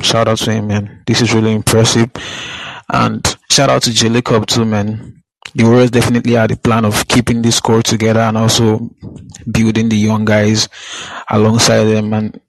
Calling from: Nigeria; I'm calling from Nigeria, actually. It's like 6 a.m. right here.

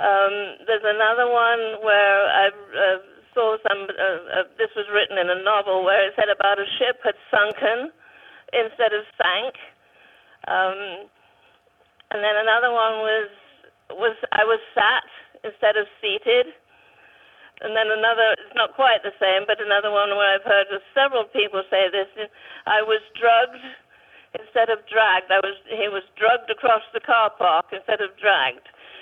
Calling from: Potrero, California, United States; I'm calling from Potrero, way down south, down near the border.

